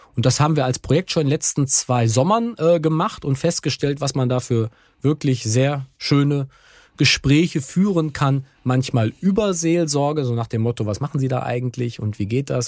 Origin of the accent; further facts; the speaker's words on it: Germany; bei uns in Deutschland